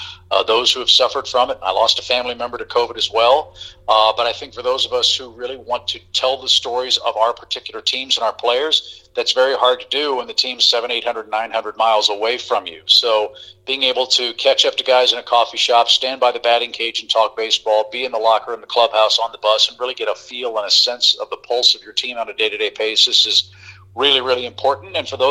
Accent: St. Louis, Missouri, United States; moved away; I grew up in St. Louis, love going there

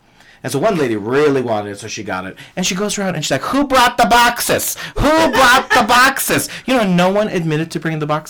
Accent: Chicago, Illinois, United States; I am from Chicago.

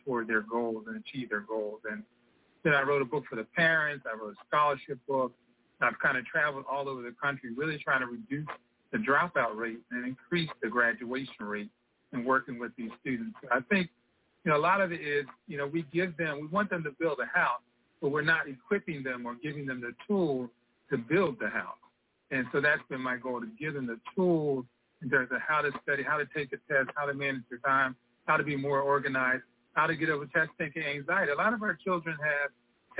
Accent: Philadelphia, Pennsylvania, United States; I grew up in West Philadelphia, you know, down the bottom, faced a lot of challenges

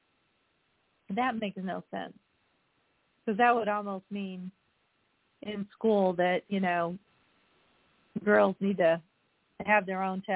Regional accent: Bismarck, Missouri, United States; now in Cape Girardeau, United States; I was in my hometown, which is very small, last week. And we were the Bismarck Indians

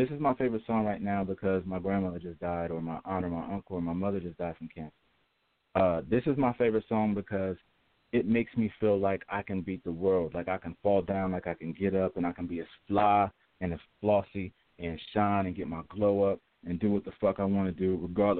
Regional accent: Ohio, United States; Ohio, my home state, Ohio

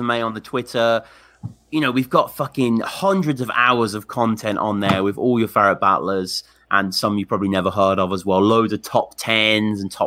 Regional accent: Birmingham, West Midlands, United Kingdom; accent: Brummie; I am from Birmingham, so he can clearly hear my accent

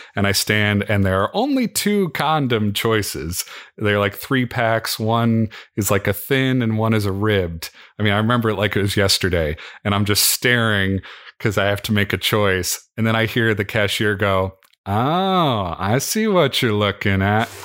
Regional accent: Midwest, United States; growing up in the Midwest

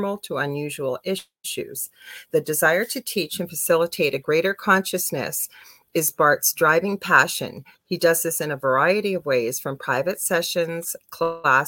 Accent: Canada; I'm a Canadian clairvoyant medium

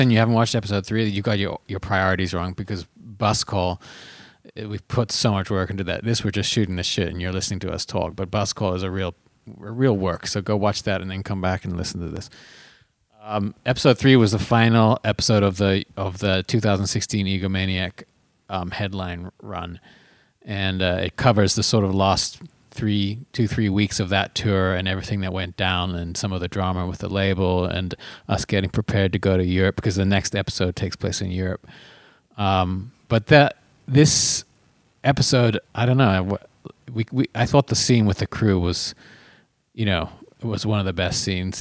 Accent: Phoenix, Arizona, United States; also born or lived in South Africa; now in Los Angeles, United States; growing up in Phoenix and South Africa and now living in L

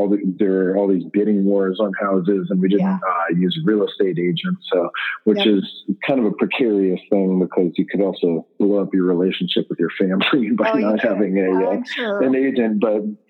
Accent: Seattle, Washington, United States; I'm from Seattle, Washington. Born, raised, and still live here

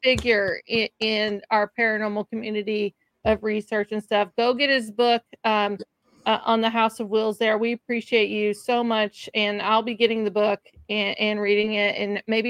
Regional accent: Ashland, Kentucky, United States; my hometown, Ashland, Kentucky.

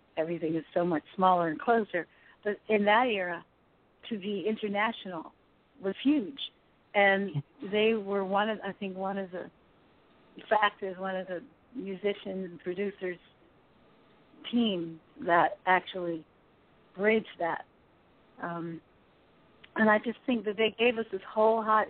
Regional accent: Philadelphia, Pennsylvania, United States; I'm originally from Philly

